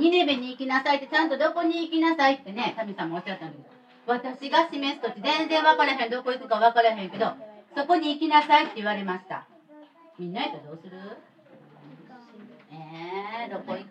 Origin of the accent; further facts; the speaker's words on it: Kobe, Hyogo, Japan; accent: Kansai; moved away as an adult; now in Fukui, Japan; のふるさとは神戸やし